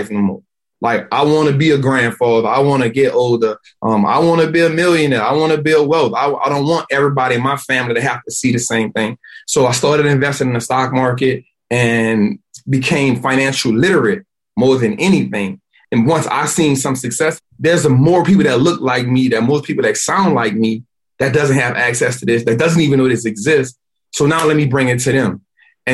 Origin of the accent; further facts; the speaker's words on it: New Orleans, Louisiana, United States; born and raised in New Orleans, Louisiana